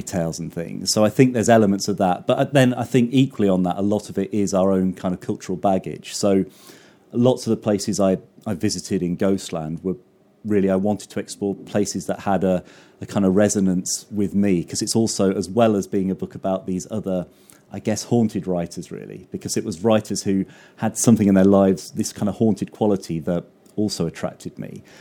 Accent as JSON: {"language": "English", "area": "the Fens", "region": "East of England", "country": "United Kingdom", "tie": "born or raised there", "said": "I grew up in the Fen, so it's all, it's all kind of flat and big skies and bleak and eerie"}